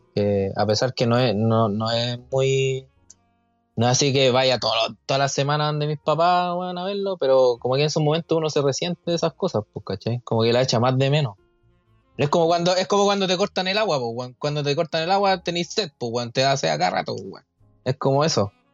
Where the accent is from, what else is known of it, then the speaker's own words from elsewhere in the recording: Chile; como buen chileno